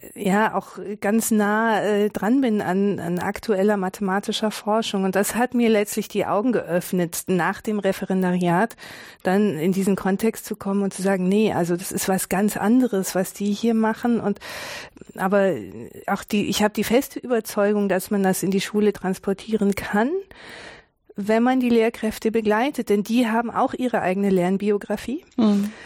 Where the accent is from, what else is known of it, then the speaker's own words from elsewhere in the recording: Tübingen, Baden-Württemberg, Germany; in Tübingen, wo ich geboren bin